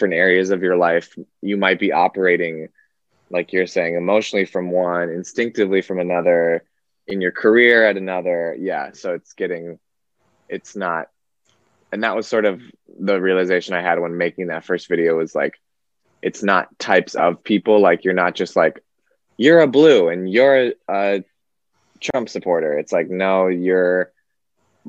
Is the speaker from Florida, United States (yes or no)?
no; Wisconsin, United States; moved away as an adult; also born or lived in Nevada / New York; now in California, United States; I grew up in Wisconsin, but I was born in California and lived in Nevada for a little bit of my life